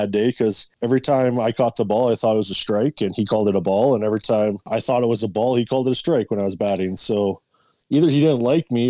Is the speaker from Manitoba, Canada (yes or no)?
yes; Winnipeg, Manitoba, Canada; I grew up in Winnipeg